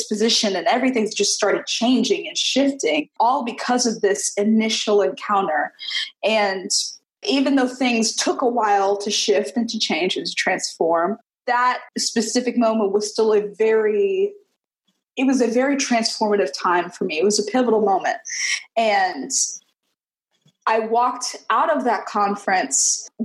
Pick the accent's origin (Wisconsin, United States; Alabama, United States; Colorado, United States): Alabama, United States; Mobile; I hail from Mobile, Alabama. You know, being from Mobile, there is this very distinct and honestly extremely odd Catholic population here